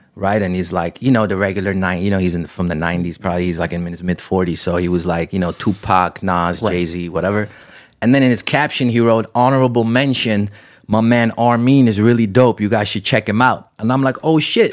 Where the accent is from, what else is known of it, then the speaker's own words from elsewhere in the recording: Amsterdam, North Holland, Netherlands; moved away as an adult; now in United States; I grew up in Amsterdam, right? It was almost no Armenians. I didn't have a single Armenian friend growing up, um, and I lived there till I was 18